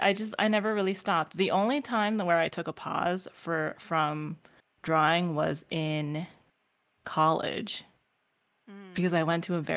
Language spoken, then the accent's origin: English; Canada; So I didn't say this before, but I'm Asian American. I'm Canadian Chinese technically.